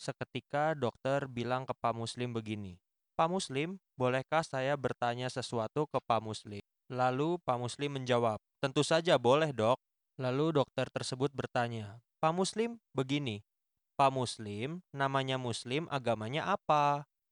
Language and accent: Indonesian; Bandung, West Java, Indonesia; Gue lahir di Bandung, tinggal di Bandung, dan bekerja di Bandung